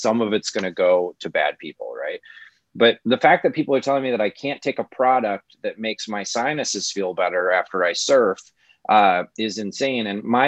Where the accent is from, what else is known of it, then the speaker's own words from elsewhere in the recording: Midwest, United States; I'm from the Midwest